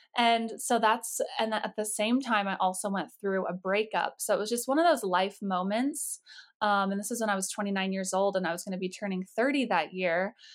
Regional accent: Colorado, United States; I grew up in Colorado

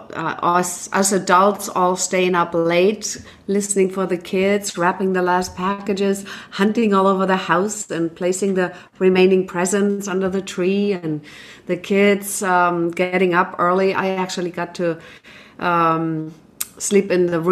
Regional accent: Germany; moved away; I grew up in Germany, so we had our own traditions

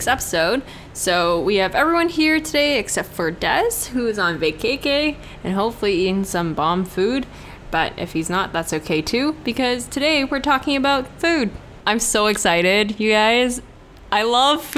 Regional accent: Hong Kong; moved away; growing up in Hong Kong

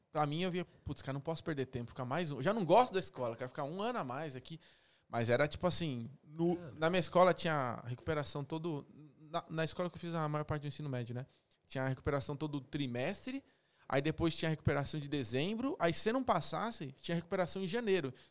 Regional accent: São Paulo, Brazil; Voltando, cara, então, morei minha vida toda em São, em São Paulo, né?

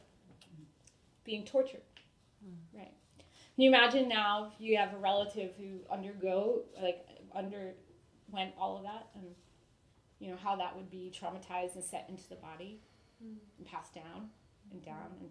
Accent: New England, United States; moved away as an adult; also born or lived in Rhode Island; now in California, United States; it's pretty intense growing up in New England

